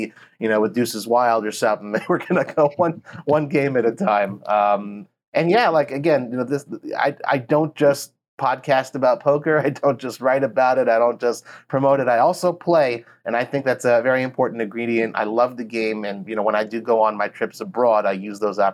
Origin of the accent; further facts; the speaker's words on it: Los Angeles, California, United States; now in Israel; originally Los Angeles, but I live in Israel